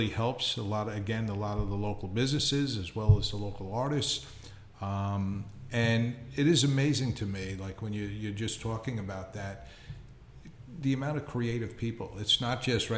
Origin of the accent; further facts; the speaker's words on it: Lindenhurst, New York, United States; my hometown